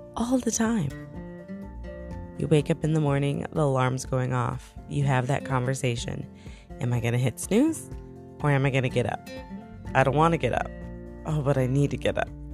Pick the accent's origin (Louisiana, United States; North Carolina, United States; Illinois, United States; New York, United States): New York, United States; moved away as an adult; now in Tennessee, United States; I'm from New York originally, and I moved to Tennessee